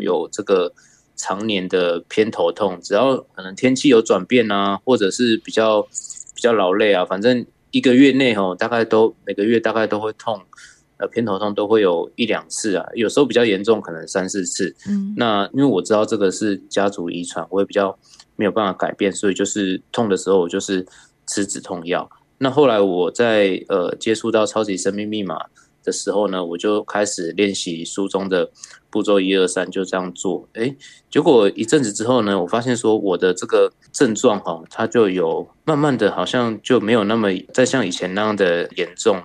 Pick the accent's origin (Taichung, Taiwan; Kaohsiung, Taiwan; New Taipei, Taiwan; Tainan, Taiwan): New Taipei, Taiwan; 我是来自新北市的